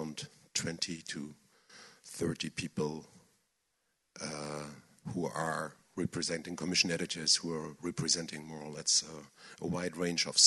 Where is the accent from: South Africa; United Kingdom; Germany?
Germany; I'm German